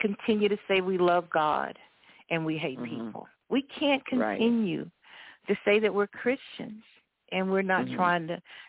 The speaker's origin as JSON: {"language": "English", "region": "Florida", "country": "United States", "tie": "born or raised there", "said": "our home state, or my home state"}